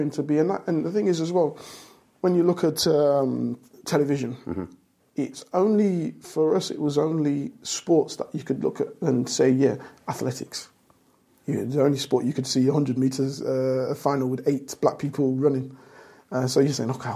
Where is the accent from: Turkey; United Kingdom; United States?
United Kingdom; Leicester, East Midlands; I'm from Leicester. Everyone knows I'm from Leicester, and that's where my heart is as a city